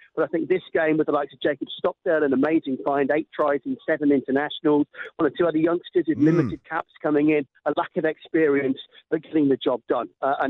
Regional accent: England, United Kingdom; as an Englishman

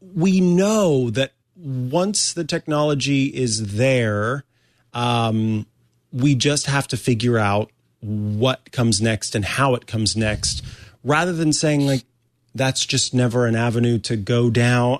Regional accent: Missouri, United States; moved away; I'm from the Show Me State originally

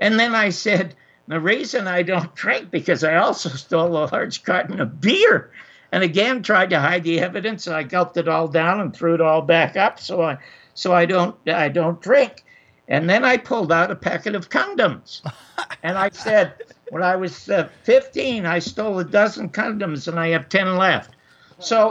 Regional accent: Toronto, Ontario, Canada; I was born in Toronto in 1933 in the Salvation Army Charity Ward.

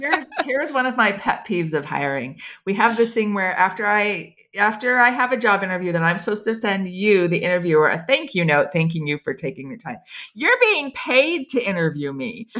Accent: United States; moved away as an adult; now in Switzerland; as an American

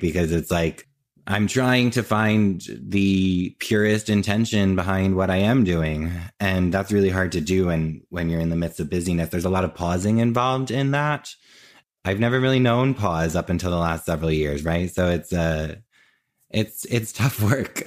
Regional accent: New Jersey, United States; moved away as an adult; now in New York, United States; I grew up in Jersey and I currently live in New York, and I've always lived in New York or New Jersey

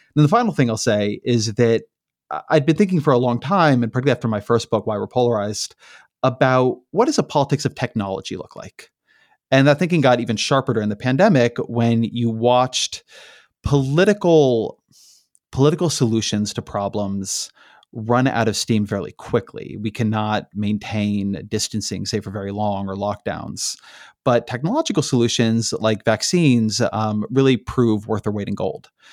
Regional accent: Irvine, California, United States; also born or lived in Washington, D.C. / Bay Area, California; I grew up in Irvine, California

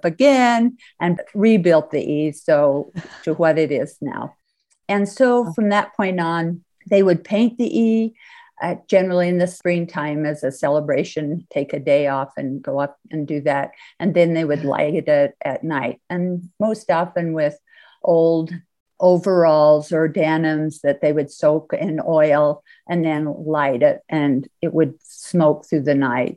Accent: Escalante, Utah, United States; I grew up in Escalante, Utah, which is down in southern Utah.

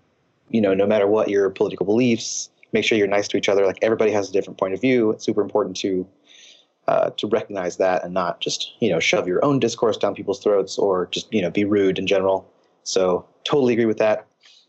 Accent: Seattle, Washington, United States; I'm from Seattle and I'm a huge Seahawks fan.

